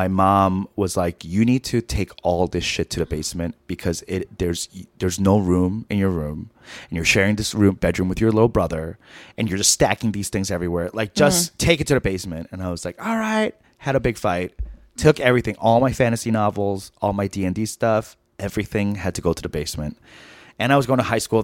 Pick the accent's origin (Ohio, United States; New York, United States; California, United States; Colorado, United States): New York, United States; me and my friends growing up in New York